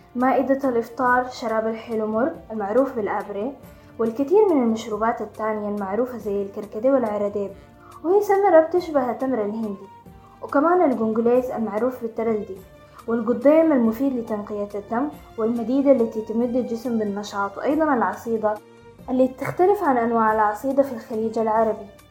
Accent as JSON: {"language": "Arabic", "country": "Sudan"}